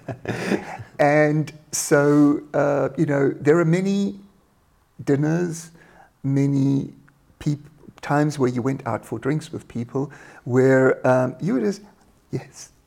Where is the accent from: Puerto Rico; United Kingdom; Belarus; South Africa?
South Africa; moved away as an adult; now in Germany; I'm South African, born in South Africa in uh, a one horse town, and uh, moved to Germany in, uh, God, I almost forgot, but about uh, 28 years ago, 1991.